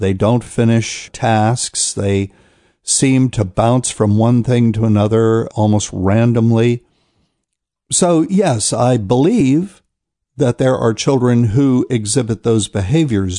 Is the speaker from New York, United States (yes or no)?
no; New Bern, North Carolina, United States; I'll be in New Bern, North Carolina, which is my hometown